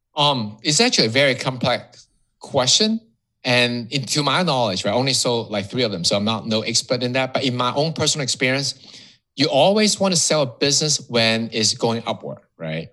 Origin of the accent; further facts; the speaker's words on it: Hong Kong; moved away as an adult; now in Miami, United States; I was born and raised in Hong Kong. So that um, I'll call myself Hong Kongese